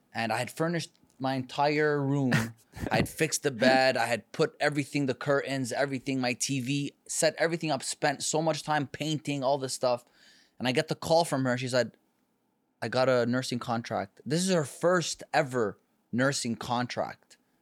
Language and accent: English; Canada; moved away as an adult; now in California, United States; I come from Canada